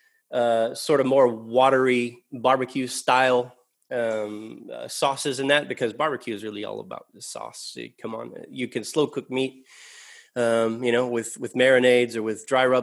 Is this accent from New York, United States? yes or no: no; West Texas, United States; moved away as an adult; also born or lived in San Antonio, Texas; now in Australia; I grew up out in West Texas. It was like a Permian Basin.